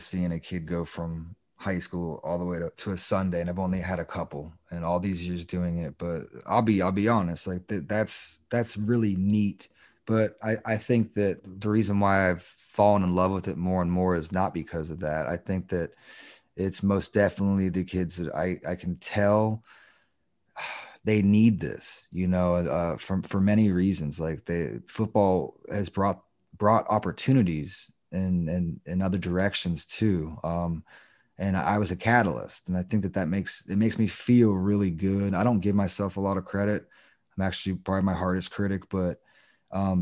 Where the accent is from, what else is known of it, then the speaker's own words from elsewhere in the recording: Daytona Beach, Florida, United States; We grew up in Daytona